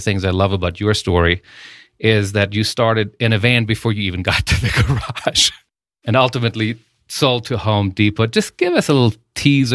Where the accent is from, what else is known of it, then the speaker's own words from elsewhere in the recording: Germany; moved away; I grew up in Germany